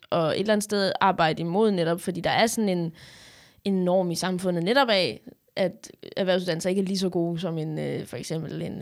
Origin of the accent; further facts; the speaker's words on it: Odense, Southern Denmark, Denmark; moved away; Jamen, jeg er fra Odense. Jeg er fra lidt... Øh, folk vil jo sige, jeg ikke var fra... Jeg er fra Odense.